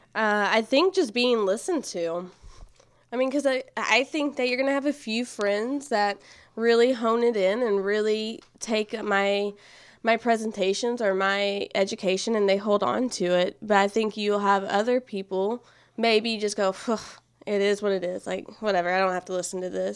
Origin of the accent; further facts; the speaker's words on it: Nacogdoches, Texas, United States; I am from Nacogdoches, actually. Born and raised